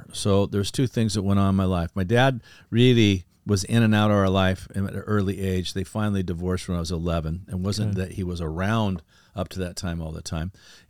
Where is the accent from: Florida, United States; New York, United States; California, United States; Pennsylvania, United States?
California, United States; El Segundo; I grew up in a beach town called El Segundo, right next to Manhattan Beach in the LA airport.